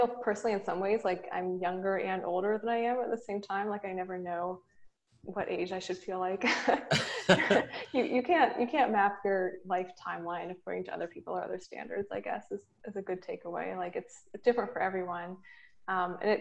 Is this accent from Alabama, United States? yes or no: no; North Carolina, United States; moved away as an adult; also born or lived in Los Angeles; I'm from North Carolina.